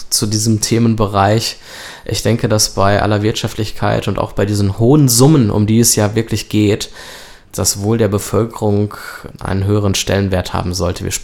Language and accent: German; Germany; Und wir als Deutsche, wir sind die Nutznießer dieser Krise